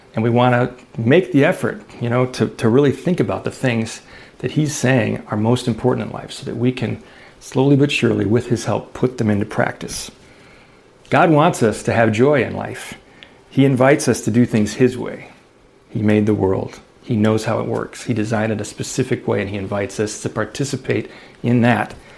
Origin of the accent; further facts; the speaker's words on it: Chicago, Illinois, United States; I grew up in Chicago